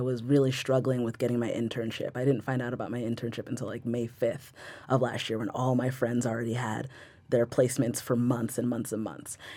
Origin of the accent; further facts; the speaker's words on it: Rockaway, New Jersey, United States; I am from Rockaway, New Jersey. I am a born and bred New Jersey-ite